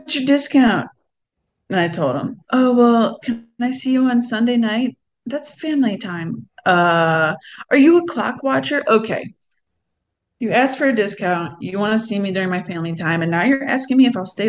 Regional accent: Cleveland, Ohio, United States; moved away; I'm from Cleveland, Ohio

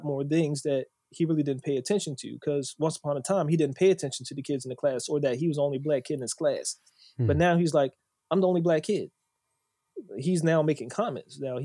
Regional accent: Bowie, Maryland, United States; I grew up in Bowie

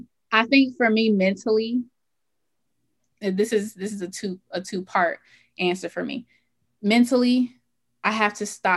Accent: Atlanta, Georgia, United States; Growing up in the South, growing up in Atlanta

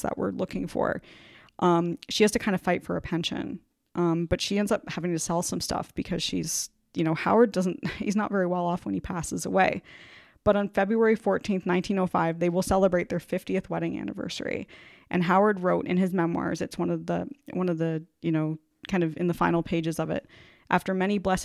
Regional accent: an hour from London, Ontario, Canada; London, Ontario, Canada, which is located an hour from my hometown

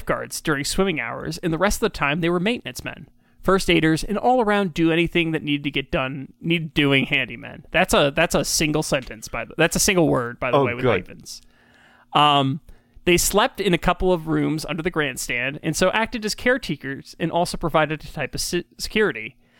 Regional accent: Kelowna, British Columbia, Canada; When I was growing up in Kelowna, it was told to the group of us that we're down at the aquatic stadium.

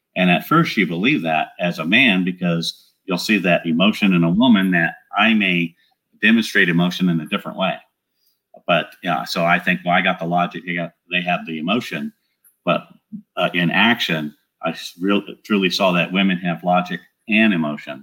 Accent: Southern California, United States; moved away as an adult; also born or lived in San Antonio, Texas; now in Great Smoky Mountains, United States; I'm from Southern California, where I was born and raised

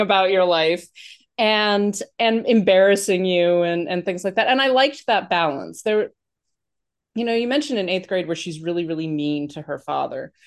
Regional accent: New York, United States; I'm from New York and, like, we don't have above ground pools that much

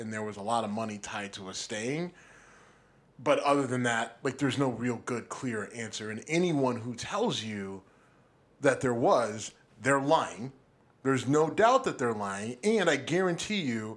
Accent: Youngstown, Ohio, United States; moved away; I was home in my hometown of Youngstown

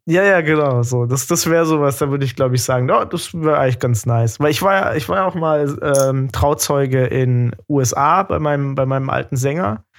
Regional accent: Germany; ich komme aus Deutschland

